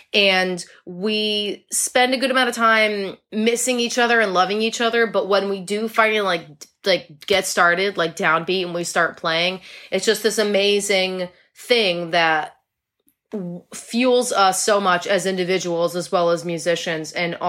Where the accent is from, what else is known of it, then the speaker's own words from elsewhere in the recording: New England, United States; Will and I are both like true and true New Englanders.